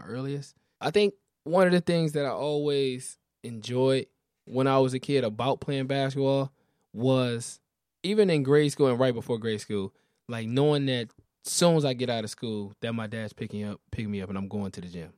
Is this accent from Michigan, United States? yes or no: yes; Detroit, Michigan, United States; I'm from all the way east Detroit